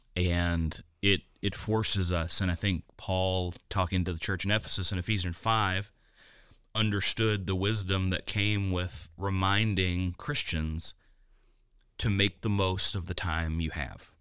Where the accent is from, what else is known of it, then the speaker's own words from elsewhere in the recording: Danville, Kentucky, United States; my hometown of Danville, Kentucky